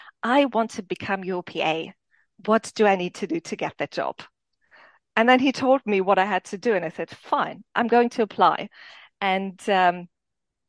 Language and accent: English; Landshut, Bavaria, Germany; English is a second language; moved away as an adult; also born or lived in Romania / Nuremberg, Germany / England; now in China; Then we moved to Landshut, where I then grew up, where I then stayed for the next 24 years, actually. So I grew up in Germany